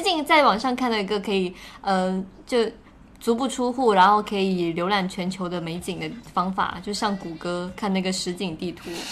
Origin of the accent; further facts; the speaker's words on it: Guangdong, China; 我们潮汕人办酒席之类的